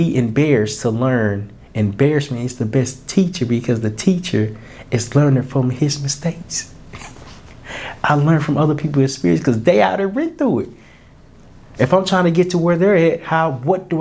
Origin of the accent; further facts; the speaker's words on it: Little Rock, Arkansas, United States; I can only know so much because I'm from Little Rock, Arkansas. I ain't really saw that much.